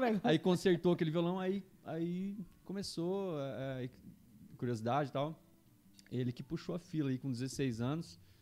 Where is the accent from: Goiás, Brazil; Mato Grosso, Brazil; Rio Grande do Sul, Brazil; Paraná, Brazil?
Mato Grosso, Brazil; Juína; now in Campo Grande, Brazil; eu sou de Juína, né? Mato Grosso, interiorzão oh. lá, Mato Grosso